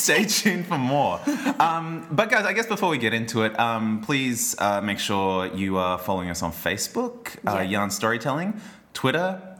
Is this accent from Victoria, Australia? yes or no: no; Logan, Queensland, Australia; I grew up in Logan.